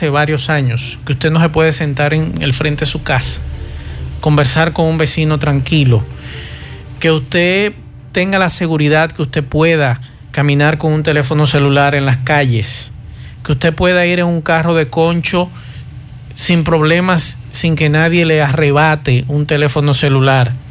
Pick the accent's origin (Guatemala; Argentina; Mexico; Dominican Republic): Dominican Republic; yo soy de los que como ciudadano dominicano me sentiría, me sentiría muy contento y muy alegre